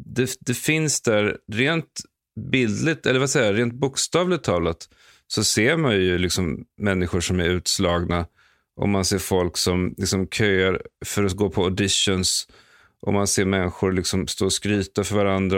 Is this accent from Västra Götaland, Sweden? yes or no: no; Stockholm, Stockholm County, Sweden; moved away as an adult; now in Los Angeles, United States; jag älskade verkligen att växa upp i Akalla. Eh, jag bodde där i de första 16 åren av mitt liv